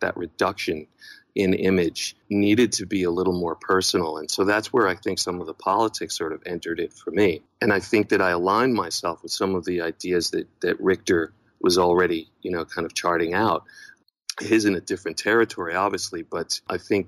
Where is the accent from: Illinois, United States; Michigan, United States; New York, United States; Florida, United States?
New York, United States; moved away as an adult; I was born in New York